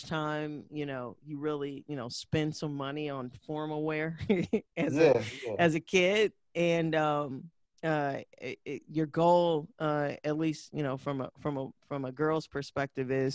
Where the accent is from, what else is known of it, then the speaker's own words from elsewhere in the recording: St. Louis, Missouri, United States; moved away as an adult; now in Atlanta, United States; we're from St. Louis